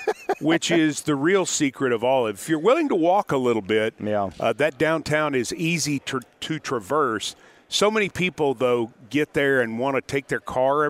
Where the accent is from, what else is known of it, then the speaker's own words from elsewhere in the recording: Knoxville, Tennessee, United States; moved away; My family's all from Knoxville. I was born in Knoxville.